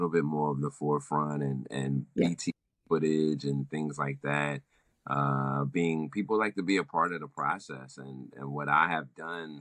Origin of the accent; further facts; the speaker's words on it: Willingboro, New Jersey, United States; also born or lived in Trenton, New Jersey; growing up in Willingboro, I had my own lawn and grass